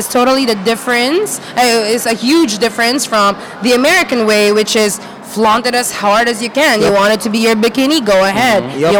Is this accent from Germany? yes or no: no; Philippines; a Filipino who's raised, born and raised in the Philippines.